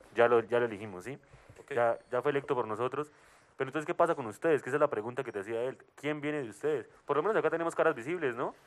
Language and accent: Spanish; Cuítiva, Boyacá, Colombia; soy de Cuitio, Boyacá